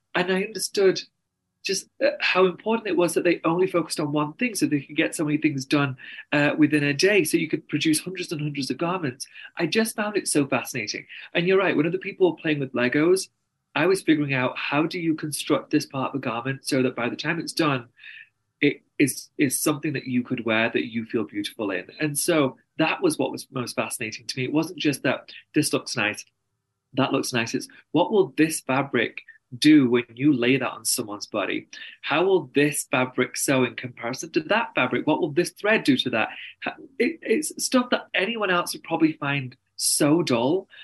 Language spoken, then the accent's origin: English; England, United Kingdom; accent: very strong English accent; moved away as an adult; also born or lived in New York, United States; now in Salt Lake City, United States; I'm very English, and that means my family's my therapist